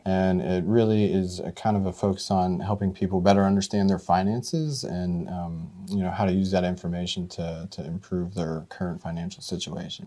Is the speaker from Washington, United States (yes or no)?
no; Mercer County, Pennsylvania, United States; also born or lived in Butler County, Pennsylvania; now in Butler, United States; I'm originally from Mercer County